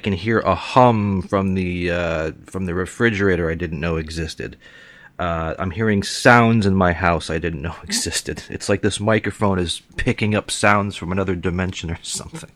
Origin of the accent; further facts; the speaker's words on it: Western Massachusetts, United States; I was born and raised in Western Massachusetts, just a stone's throw from Boston.